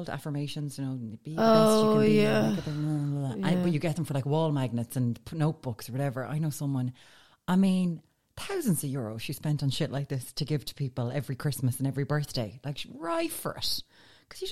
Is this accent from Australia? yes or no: no; Ireland; as an Irish person